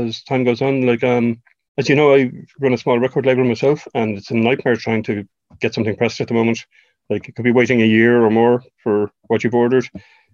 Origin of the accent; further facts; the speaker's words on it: Leixlip, Leinster, Ireland; I'm from Leixlip in County Kildare. I'm still living in Leixlip.